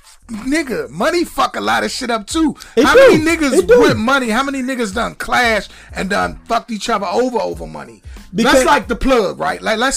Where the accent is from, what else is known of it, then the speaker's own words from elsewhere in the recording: Washington, District of Columbia, United States; also born or lived in Maryland; I grew up in the city and I grew up in Maryland.